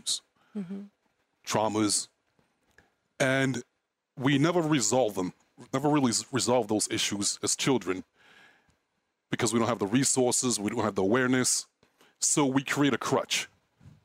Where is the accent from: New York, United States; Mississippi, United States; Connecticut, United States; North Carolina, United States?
New York, United States; New York City; moved away as an adult; I grew up in Brooklyn